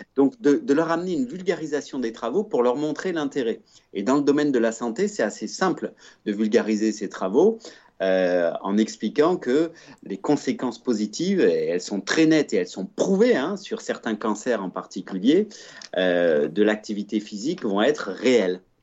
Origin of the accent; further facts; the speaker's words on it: Provence-Alpes-Côte d'Azur, France; also born or lived in Switzerland; je suis de nationalité suisse, j'ai grandi en Provence